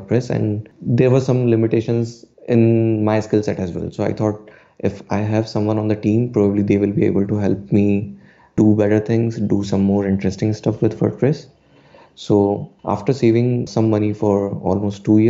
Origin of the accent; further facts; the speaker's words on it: Udaipur, Rajasthan, India; from Udaipur